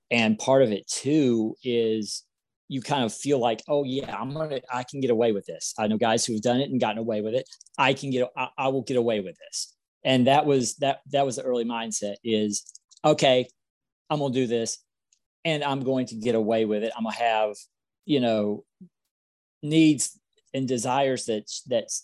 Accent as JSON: {"language": "English", "region": "South Carolina", "country": "United States", "said": "I'm from South Carolina and I'm 44 years old."}